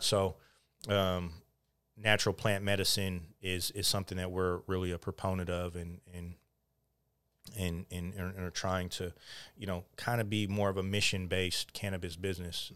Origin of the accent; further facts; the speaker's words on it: Oakland, California, United States; also born or lived in Montana; born and raised in Oakland